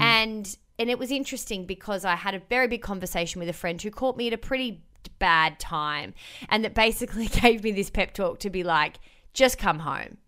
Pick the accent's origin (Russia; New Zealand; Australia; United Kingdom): Australia; Melbourne, Victoria; moved away as an adult; I was born and raised in Melbourne